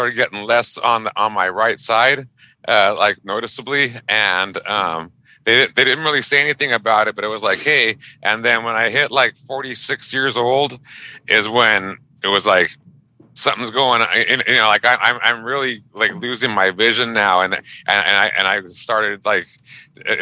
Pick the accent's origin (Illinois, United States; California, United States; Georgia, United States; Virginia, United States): California, United States; Pico Rivera; I grew up in a little city called Pico Rivera. It's a suburb of Los Angeles